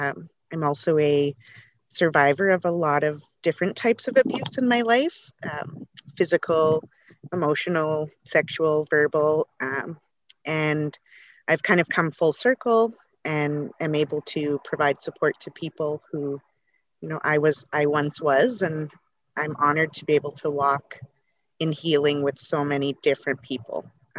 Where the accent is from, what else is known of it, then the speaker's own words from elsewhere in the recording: Lac La Biche, Alberta, Canada; I am from Northern Alberta, Lac La Biche. I belong to Métis Nation of Alberta, Region 1. I am married to a First Nations man.